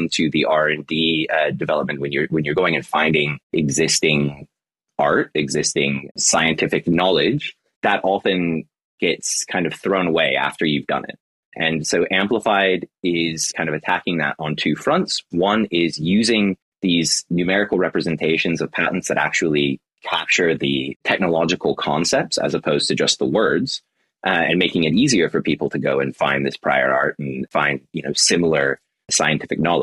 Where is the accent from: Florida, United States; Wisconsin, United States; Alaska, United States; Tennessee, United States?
Florida, United States; also born or lived in United Kingdom; now in Melbourne, Australia; I'm originally from Florida